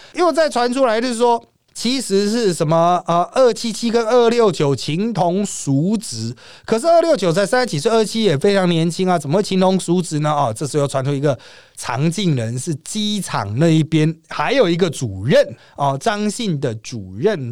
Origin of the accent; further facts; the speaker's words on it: Taiwan; 我们台湾人很会带风向